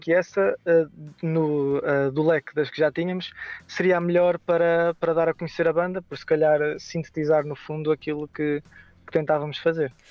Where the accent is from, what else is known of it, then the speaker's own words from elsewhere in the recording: Aveiro, Centro, Portugal; somos de Aveiro